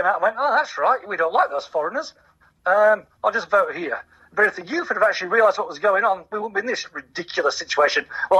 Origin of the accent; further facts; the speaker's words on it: Northern England, United Kingdom; moved away as an adult; now in Christchurch, New Zealand; I'm from Northern England